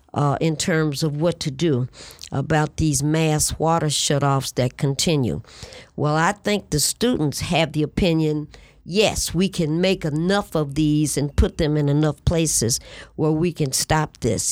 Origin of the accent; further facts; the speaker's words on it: Detroit, Michigan, United States; I'm born and raised on the Lower East Side of the city of Detroit.